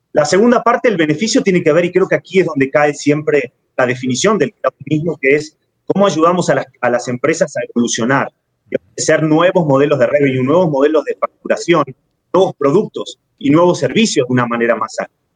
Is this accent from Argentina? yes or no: yes; Argentina; moved away as an adult; now in Mexico; Yo soy argentino, pero llevo cinco años viviendo en México.